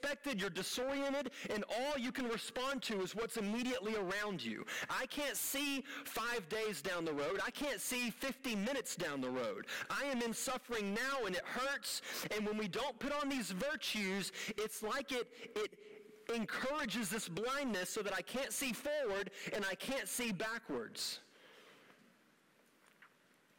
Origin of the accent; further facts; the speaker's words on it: United States; as an American